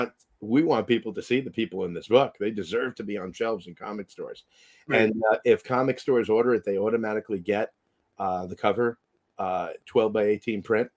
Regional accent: Yonkers, New York, United States; Yonkers, New York, my hometown, Yonkers.

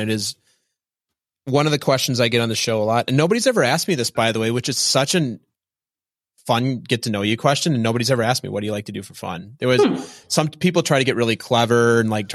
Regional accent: Minnesota, United States; I am from Minnesota

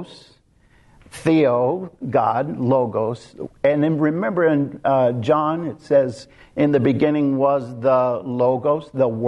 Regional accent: Kansas, United States; I grew up in Kansas, out in the middle of nowhere, literally nowhere.

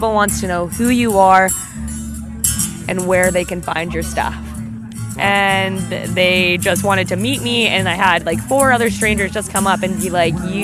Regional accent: Saskatoon, Saskatchewan, Canada; also born or lived in Kindersley; I grew up in Saskatoon until I was about 10, and then I did my all of my high school and part of my elementary here, and then now I'm back there in Saskatoon going to university.

